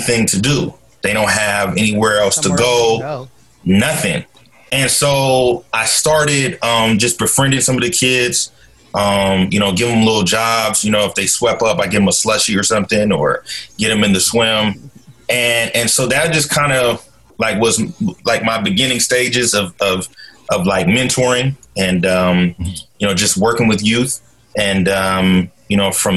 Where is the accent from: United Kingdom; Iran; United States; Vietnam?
United States; Portland, Oregon; So I'm originally from Portland, Oregon. Born and raised, grew up in Northeast Portland